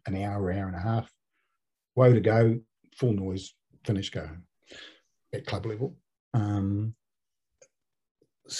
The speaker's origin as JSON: {"language": "English", "country": "New Zealand", "also_born_or_lived": "Australia", "said": "I went in there as a Kiwi"}